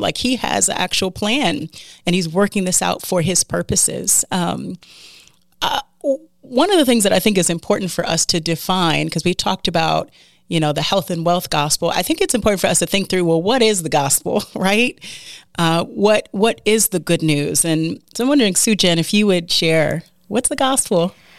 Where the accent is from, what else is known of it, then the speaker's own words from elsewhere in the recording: United States; as an American